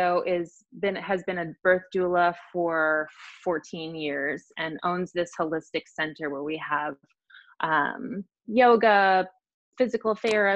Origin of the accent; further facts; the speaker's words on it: Chicago, Illinois, United States; now in Kansas City, United States; I'm originally from Chicago and never ever thought I would live in Missouri